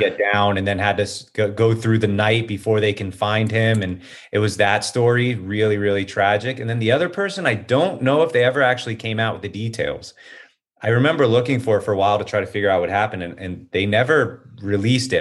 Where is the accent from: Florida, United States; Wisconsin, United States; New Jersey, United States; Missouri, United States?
Florida, United States; Hollywood; moved away as an adult; also born or lived in Gainesville, Florida / Venice Beach, California; now in Los Angeles, United States; I'm from Hollywood, Florida. So I grew up in Hollywood, Florida